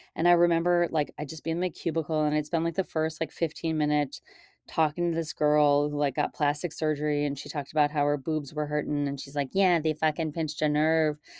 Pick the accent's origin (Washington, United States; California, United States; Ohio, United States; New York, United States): Ohio, United States; Shaker Heights; moved away; This is where I grew up, in case anybody doesn't know, in Shaker Heights